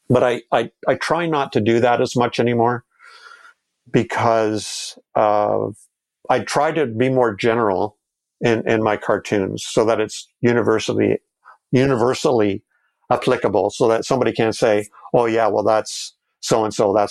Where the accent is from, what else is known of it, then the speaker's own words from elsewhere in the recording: Canada; and we're all Canadian